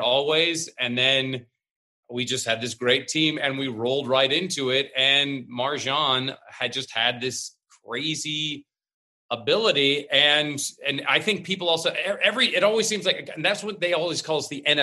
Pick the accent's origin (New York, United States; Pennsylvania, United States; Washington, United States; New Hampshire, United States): Washington, United States; Seattle; I come from Seattle where before there was Microsoft and Starbucks and Amazon and Nintendo and everything, before everybody showed up